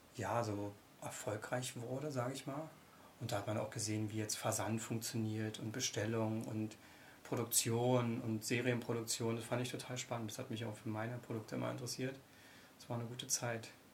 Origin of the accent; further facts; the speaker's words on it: Brandenburg, Germany; also born or lived in Köpenick / Müggelsee area, Berlin / Potsdam; Brandenburg ist meine Heimat, da bin ich geboren und aufgewachsen